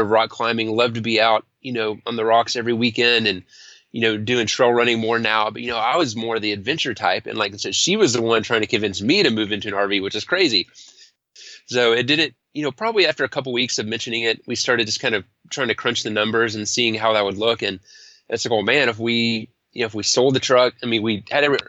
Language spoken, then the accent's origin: English; Denton, Texas, United States; also born or lived in Austin, Texas; It's actually where I grew up and went to college